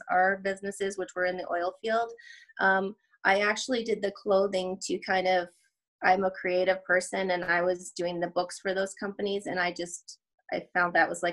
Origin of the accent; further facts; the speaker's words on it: Edmonton, Alberta, Canada; I am Canadian. I'm from Edmonton, Alberta.